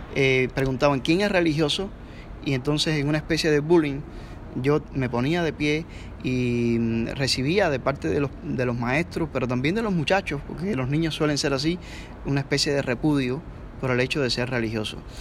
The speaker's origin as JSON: {"language": "Spanish", "country": "Cuba", "moved": "as an adult", "said": "soy un pastor bautista que tuve que salir forzosamente de Cuba, tengo estatus de refugiado."}